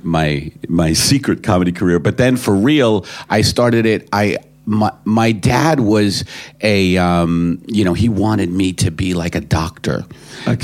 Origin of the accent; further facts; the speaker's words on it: United States; as an American coming, you know, you know, coming here for the first time